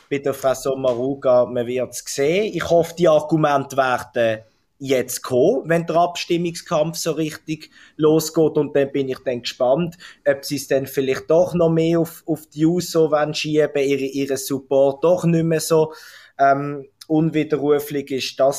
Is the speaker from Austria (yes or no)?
no; Basel-Stadt, Switzerland; Die Post ist sicher der größte Fall im Kanton Basel-Stadt, wo ich herkomme